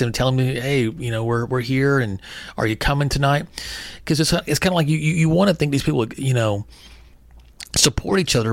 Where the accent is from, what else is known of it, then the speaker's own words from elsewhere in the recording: Texas, United States; growing up in Texas